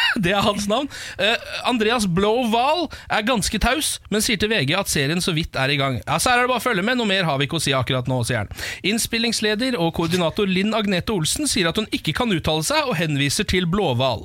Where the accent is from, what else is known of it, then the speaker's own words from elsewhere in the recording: Norway; jeg er norsk så langt inn i sjelen min